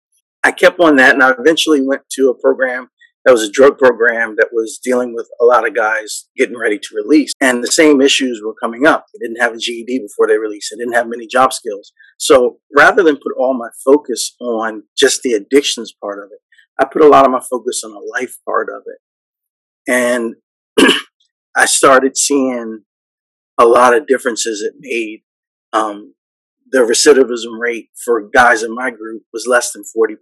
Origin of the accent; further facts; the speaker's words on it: New York, United States; I grew up in New York